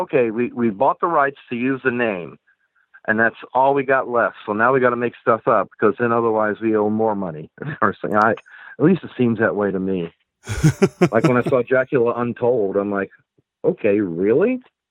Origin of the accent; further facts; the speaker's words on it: Chicago, Illinois, United States; I grew up in the South Side of Chicago